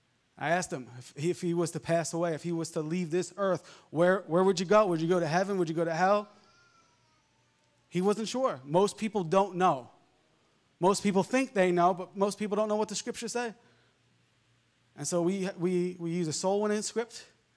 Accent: Long Island, New York, United States; I grew up in Long Island, and we would go fishing a lot

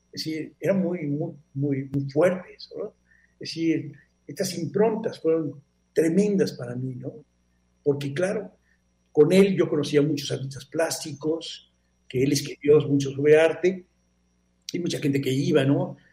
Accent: Mexico; moved away as an adult; also born or lived in Barcelona, Spain; soy un mexicano

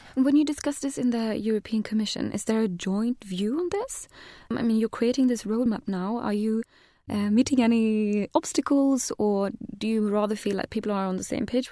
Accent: Sweden; I'm from Sweden

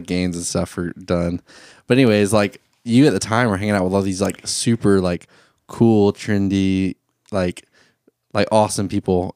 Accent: Thomasville, Georgia, United States; I was in Thomasville, Georgia at the time. That's my hometown where I'm from. All my family's from there. I'm born and raised there

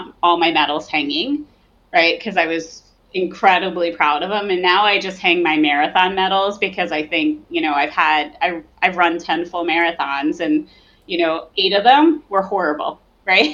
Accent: New Jersey, United States; moved away; I come from New Jersey originally

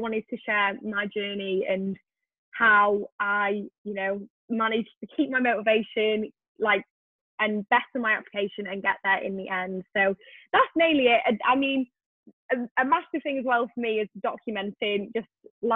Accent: Wales, United Kingdom; I am originally from Wales

